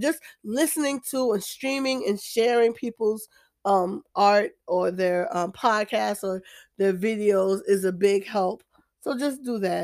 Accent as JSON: {"language": "English", "region": "New Jersey", "country": "United States", "moved": "yes", "lives_now": "Deep South, United States", "said": "I'm in the Deep South, I'm from New Jersey, but I'm in the Deep South"}